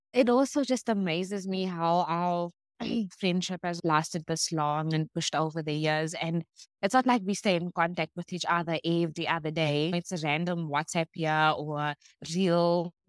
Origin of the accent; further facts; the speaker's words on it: Cape Town, Western Cape, South Africa; I grew up in Claremont